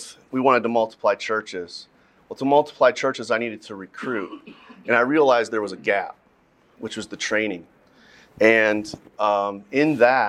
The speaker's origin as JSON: {"language": "English", "region": "Midwest", "country": "United States", "said": "I'm from the Midwest"}